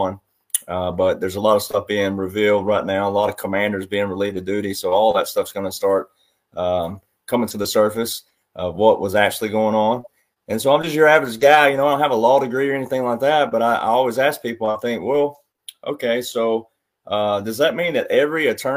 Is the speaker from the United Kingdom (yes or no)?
no; the South, United States; also born or lived in Nashville, Tennessee; I grew up in the South